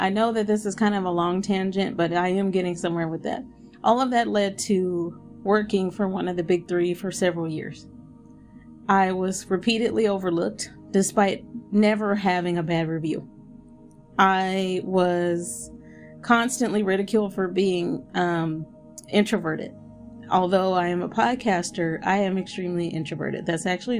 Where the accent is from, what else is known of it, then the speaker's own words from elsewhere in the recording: United States; I have no issue being American